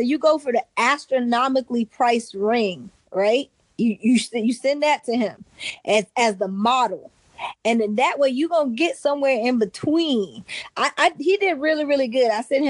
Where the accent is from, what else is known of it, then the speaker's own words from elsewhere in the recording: Charleston, South Carolina, United States; We're from Charleston, South Carolina.